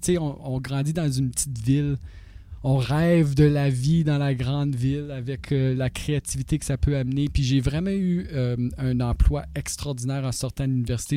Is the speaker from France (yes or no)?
no; North Bay, Ontario, Canada; also born or lived in Toronto; Je venais de North Bay